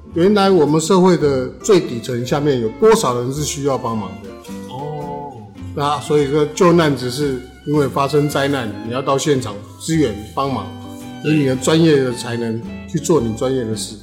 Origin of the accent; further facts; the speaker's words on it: New Taipei, Taiwan; 因为新德里是我的故乡，它是我的家乡。我在这里生活五十七年